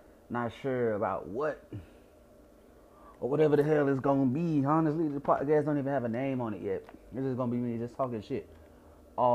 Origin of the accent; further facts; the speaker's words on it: Georgia, United States; I'm from Georgia